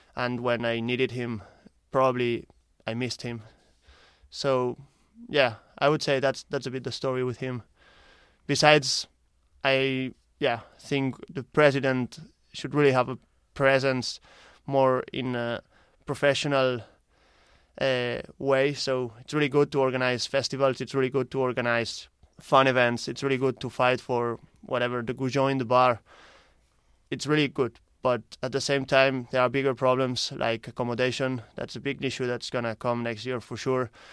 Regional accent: Barcelona, Catalonia, Spain; moved away as an adult; now in Ireland; I'm originally from Spain, Barcelona, and I'm here in Ireland since the last two years

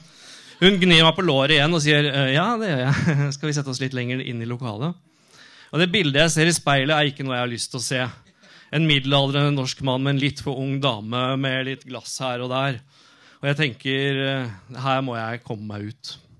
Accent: Norway; also born or lived in Oslo; Jeg kom fra Norge

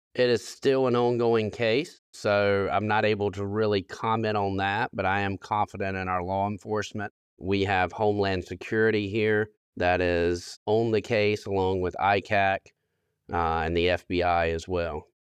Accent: South Carolina, United States; within my hometown

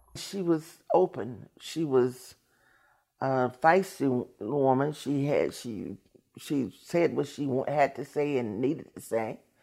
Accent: Washington, District of Columbia, United States; I'm from Washington, D C.

